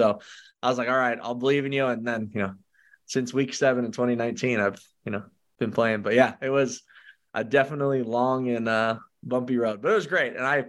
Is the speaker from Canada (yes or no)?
yes; Canada; And then I was drafted in the first round as a Canadian to go to Canada.